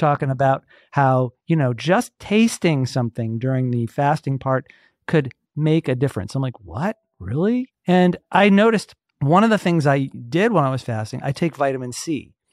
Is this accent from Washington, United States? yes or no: no; Atlanta, Georgia, United States; I grew up in Atlanta. I've been here my whole